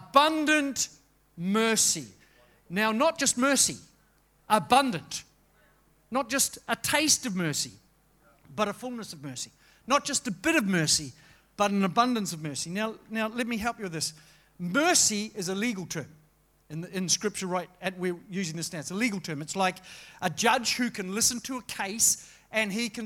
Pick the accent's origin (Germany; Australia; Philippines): Australia; to be an Australian